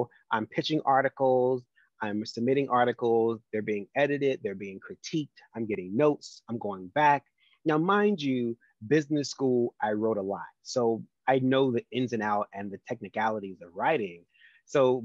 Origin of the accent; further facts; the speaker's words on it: the South, United States; I'm a Southerner